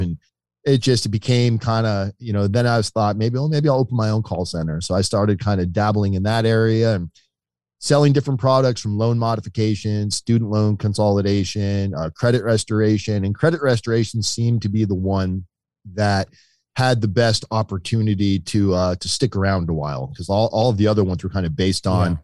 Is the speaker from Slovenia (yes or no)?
no; Boynton Beach, Florida, United States; also born or lived in Connecticut; I moved to South Florida when I was very little from Connecticut. Uh, I was like three or four years old when we moved to uh, Boynton Beach, Florida.